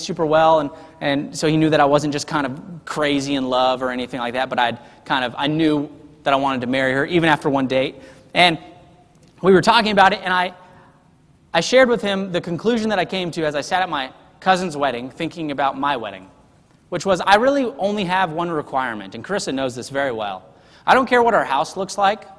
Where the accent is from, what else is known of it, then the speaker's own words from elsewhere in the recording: the South, United States; it's just part of my heart as a Southerner